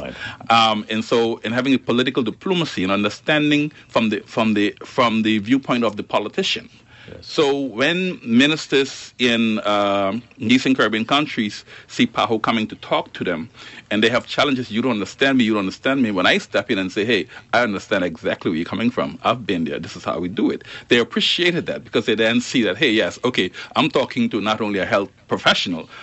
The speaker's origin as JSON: {"language": "English", "country": "Turks & Caicos Islands", "said": "I'm Turks and Caicos. I'm coming in as a Turks and Caicos Islander into the organization"}